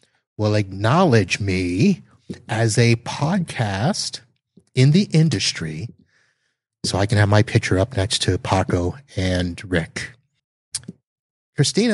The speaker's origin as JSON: {"language": "English", "town": "Satellite Beach", "region": "Florida", "country": "United States", "tie": "born or raised there", "moved": "yes", "said": "my hometown of Satellite Beach, Florida"}